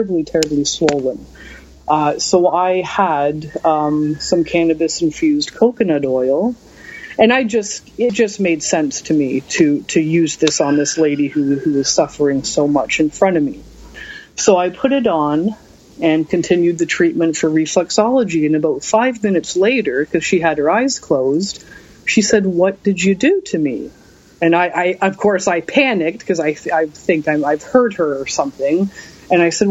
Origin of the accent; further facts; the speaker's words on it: Hamilton, Ontario, Canada; my hometown of Hamilton, Ontario, and my province of Ontario, Canada